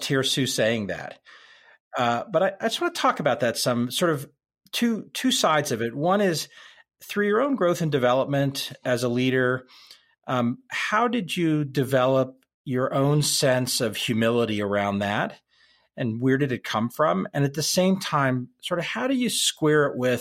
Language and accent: English; Dallas, Texas, United States; moved away; also born or lived in Colorado; I grew up in Dallas.